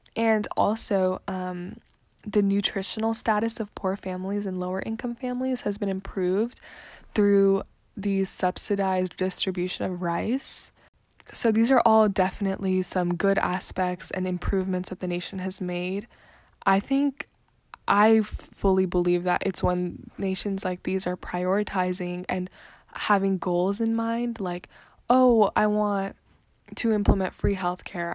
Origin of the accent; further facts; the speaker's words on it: India; as an Indian or as a person from India